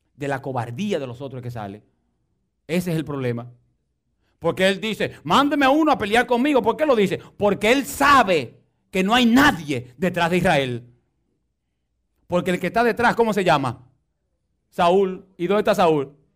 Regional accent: Dominican Republic; moved away

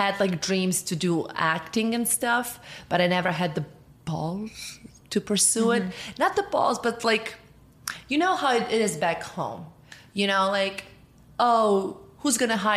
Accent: Montenegro; moved away as an adult; now in United States; I am from Montenegro originally. I was born there.

